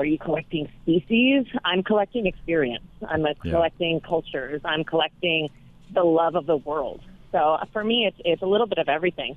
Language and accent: English; Los Angeles, California, United States; I grew up in Los Angeles